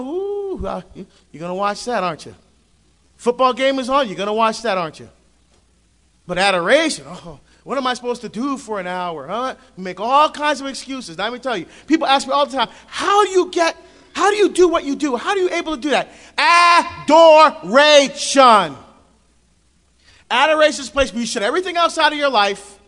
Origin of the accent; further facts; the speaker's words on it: New Jersey, United States; now in Oregon, United States; I'm from Jersey